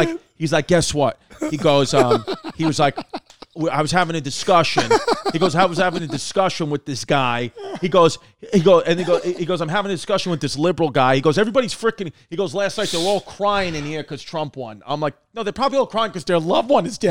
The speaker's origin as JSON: {"language": "English", "town": "New York City", "region": "New York", "country": "United States", "tie": "born or raised there", "said": "growing up in Brooklyn"}